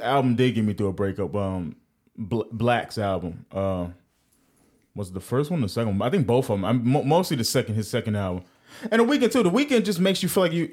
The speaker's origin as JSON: {"language": "English", "region": "New York", "country": "United States", "said": "I'm from New York"}